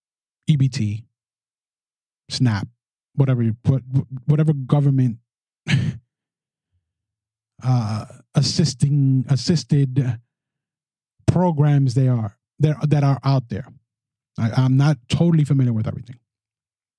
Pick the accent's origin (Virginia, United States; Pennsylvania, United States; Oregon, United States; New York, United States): New York, United States; New York City; my hometown of the Bronx